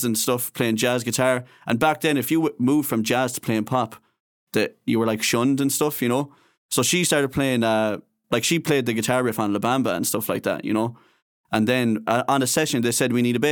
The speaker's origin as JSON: {"language": "English", "town": "Castlerea", "region": "Connacht", "country": "Ireland", "said": "we're both from Castlereagh."}